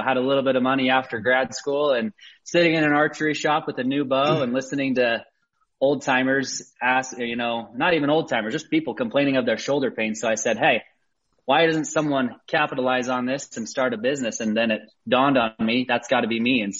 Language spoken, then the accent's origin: English; Sandy, Utah, United States; I grew up here in Utah, started hunting from early age.